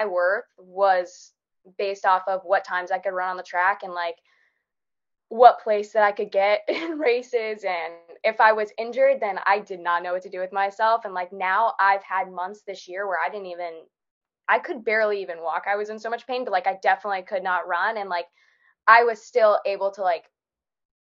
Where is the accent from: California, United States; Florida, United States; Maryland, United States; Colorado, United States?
Florida, United States; I am from Florida